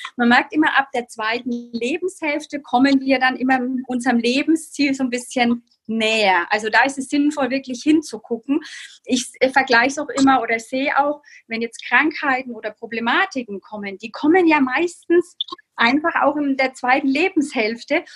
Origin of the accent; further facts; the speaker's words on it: Bamberg, Bavaria, Germany; Ich komme aus Bamberg